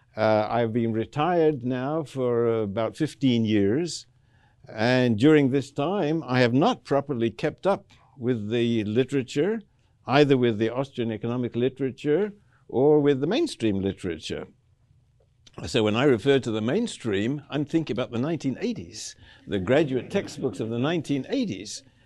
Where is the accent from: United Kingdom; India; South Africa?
South Africa; Cape Town, Western Cape; I grew up in Cape Town, uh, in South Africa